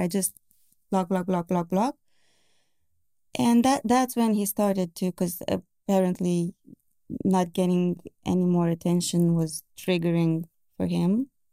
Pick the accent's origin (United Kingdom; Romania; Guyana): Romania; Bucharest; I am from Romania. Yeah, Bucharest.